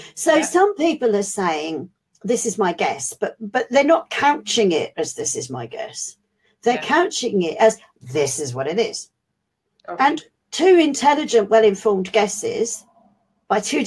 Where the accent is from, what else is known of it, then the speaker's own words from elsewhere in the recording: London, United Kingdom; being a Londoner